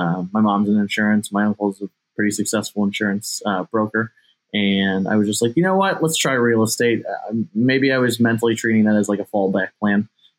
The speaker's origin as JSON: {"language": "English", "region": "Ohio", "country": "United States", "tie": "born or raised there", "said": "I'm in my hometown."}